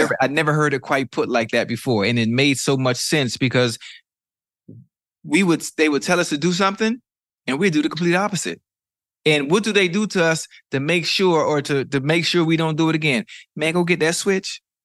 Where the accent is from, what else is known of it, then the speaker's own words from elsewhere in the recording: Miami, Florida, United States; I'm from Miami. I'm from Liberty City